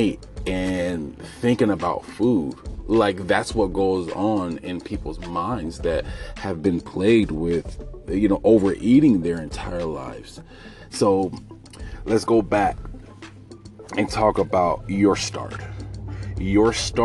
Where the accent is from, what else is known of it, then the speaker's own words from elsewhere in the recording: United States; I'm African American